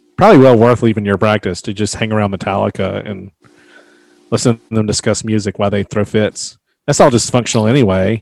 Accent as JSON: {"language": "English", "region": "the South", "country": "United States", "said": "I'm from the South"}